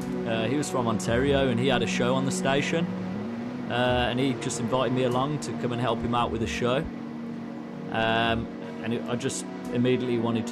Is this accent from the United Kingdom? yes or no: yes; Birmingham, West Midlands, United Kingdom; accent: Brummie; now in Vancouver, Canada; I'm from England myself